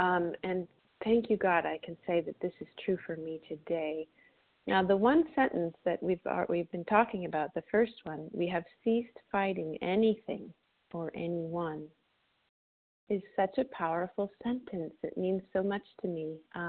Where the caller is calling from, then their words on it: Florida, United States; gratefully recovered, calling in from Florida this morning.